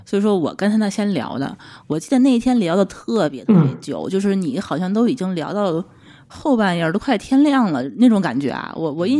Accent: Tianjin, China; 我们是天津人

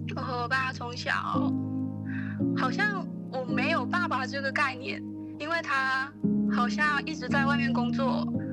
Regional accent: Jieyang, Guangdong, China; moved away as an adult; now in Guangzhou, China; 我来自揭阳，然后在广州上大二

